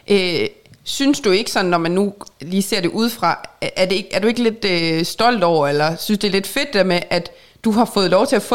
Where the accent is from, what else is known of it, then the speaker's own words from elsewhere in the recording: North Denmark Region, Denmark; accent: North Jutlandic; Ej, det, at nordjysk siger, at jeg taler nordjysk, det er jeg glad for.